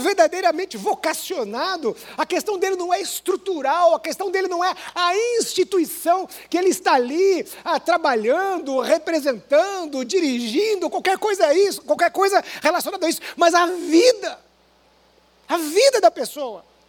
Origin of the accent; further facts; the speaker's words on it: interior of Paraná, Brazil; moved away; Eu vim do interior do Paraná, de uma igreja pequena